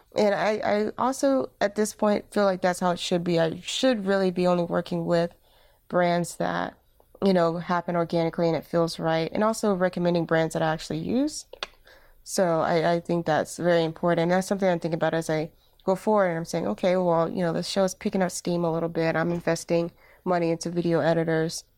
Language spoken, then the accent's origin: English; Alabama, United States; moved away as an adult; now in Durham, United States; I am originally from Alabama, and, uh, when I moved to Durham, North Carolina